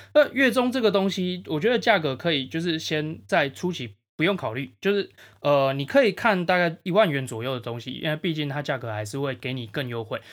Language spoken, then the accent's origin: Chinese; Changhua County, Taiwan; now in Taipei, Taiwan; 我家乡彰化